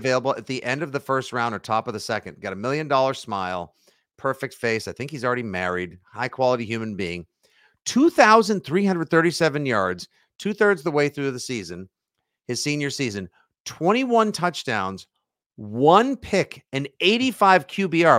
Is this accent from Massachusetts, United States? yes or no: yes; Braintree, Massachusetts, United States; Braintree Football, my al, my alma mater, my hometown